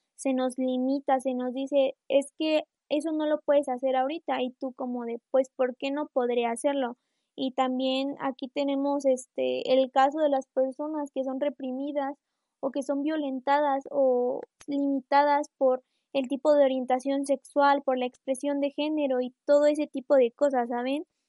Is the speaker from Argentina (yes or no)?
no; Mexico; yo soy de México